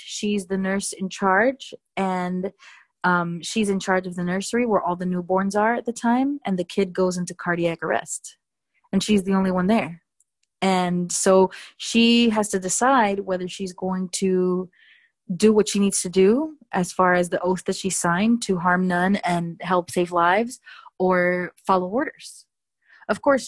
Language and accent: English; Miami, Florida, United States; I was raised in Miami where we're all Hispanic pretty much